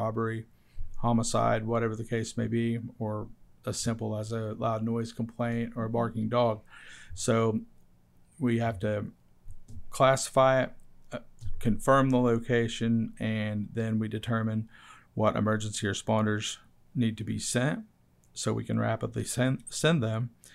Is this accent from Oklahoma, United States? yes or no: yes; Yale, Oklahoma, United States; my hometown of Yale